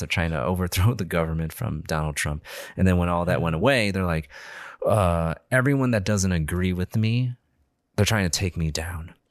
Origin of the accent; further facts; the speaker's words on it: Illinois, United States; we're all from Illinois